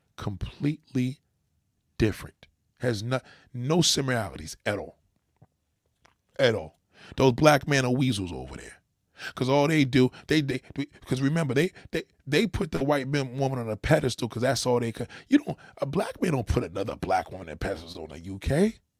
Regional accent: New York, United States; also born or lived in Los Angeles; I'm a New Yorker

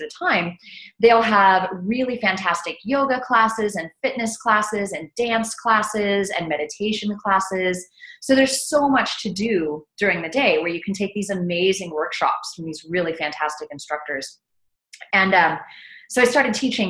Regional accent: South Texas, United States; also born or lived in Austin, Texas; I grew up in South Texas, right along the border of Texas and Mexico.

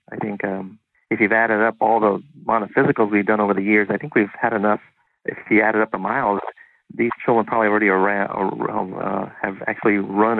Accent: Huntington Park, California, United States; I sort of born and raised in Southern California, in an area in the city called Huntington Park. Sort of born and raised and educated in the local community

